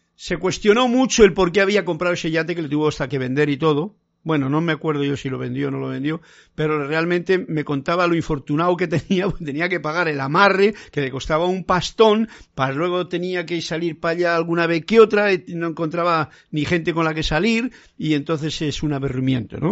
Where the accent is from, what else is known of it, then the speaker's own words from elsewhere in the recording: Castile, Spain; En mi tierra, en Castilla